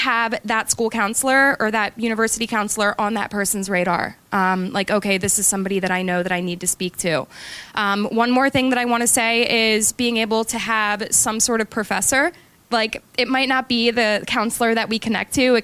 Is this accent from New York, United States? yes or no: no; Glen Mills, Pennsylvania, United States; I grew up in Glen Mills